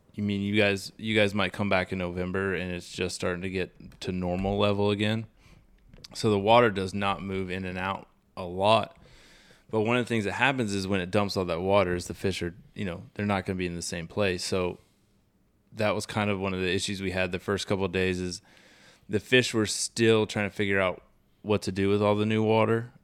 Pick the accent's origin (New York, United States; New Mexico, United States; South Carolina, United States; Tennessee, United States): South Carolina, United States; Charleston; I grew up redfishing in South Carolina around Charleston